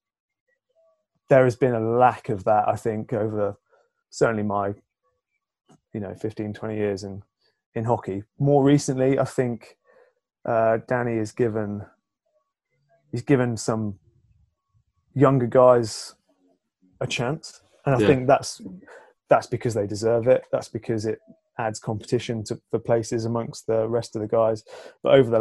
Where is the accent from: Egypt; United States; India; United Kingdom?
United Kingdom; England; as English people